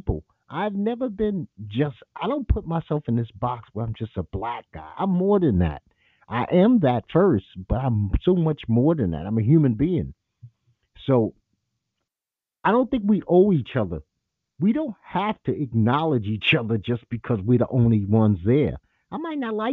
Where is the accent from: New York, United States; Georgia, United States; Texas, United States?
New York, United States; New York City; moved away; I'm from Bed-Stuy